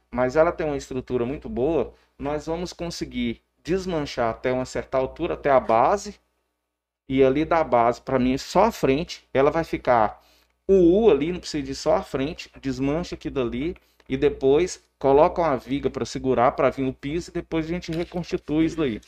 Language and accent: Portuguese; Porangatu, Goiás, Brazil; nós somos aqui da cidade de Porangatu